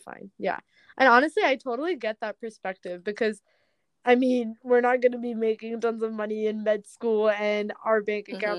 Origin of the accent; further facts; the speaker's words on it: New Hampshire, United States; moved away; I was born in New Hampshire